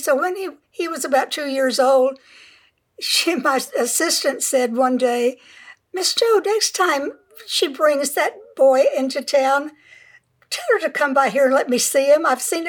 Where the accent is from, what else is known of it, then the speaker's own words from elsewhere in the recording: San Diego, California, United States; I grew up in San Diego